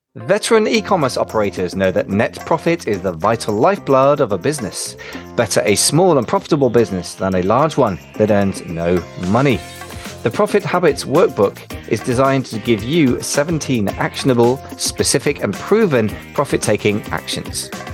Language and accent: English; United Kingdom; another fellow Brit